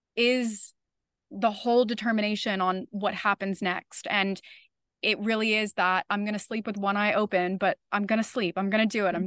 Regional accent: Florida, United States; now in New York City, United States; I'm originally from Florida.

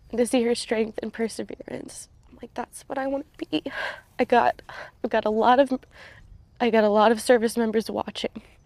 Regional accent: Southern Maryland, United States; moved away as an adult; also born or lived in Vermont; I grew up in Southern Maryland

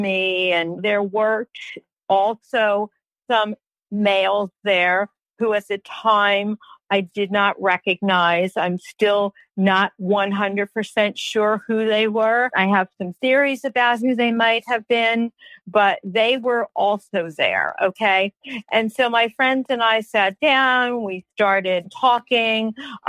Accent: New York, United States; I had never seen big grasshoppers because I came from New York

